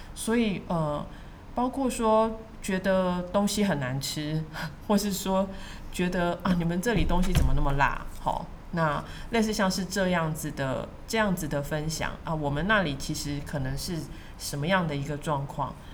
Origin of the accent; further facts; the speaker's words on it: Taiwan; 他们看到我是台湾来的